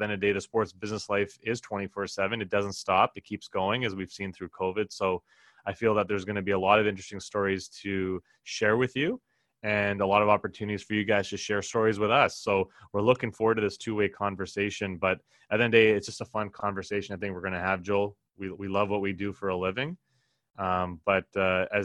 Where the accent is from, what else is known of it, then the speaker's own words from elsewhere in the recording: Edmonton, Alberta, Canada; moved away as an adult; also born or lived in Toronto; Born and raised in Edmonton, Alberta, the original city of champions